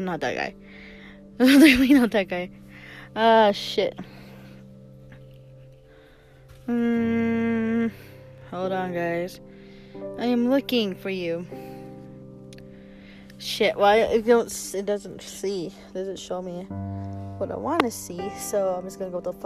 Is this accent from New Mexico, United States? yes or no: yes; New Mexico, United States; moved away; I am back home in New Mexico